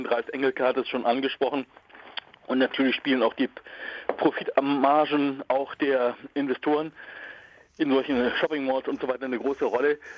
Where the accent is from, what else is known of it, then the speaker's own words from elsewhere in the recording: Berlin, Germany; ich komme aus Berlin und pendel aber zwischen Berlin und St. Peter immer hin und her.